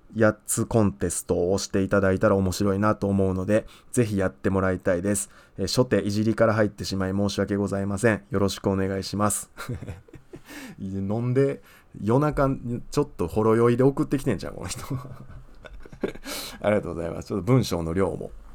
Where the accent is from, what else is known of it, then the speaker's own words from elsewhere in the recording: Osaka, Japan; 僕あの大阪の旭 区っていうとこ出身なんですけど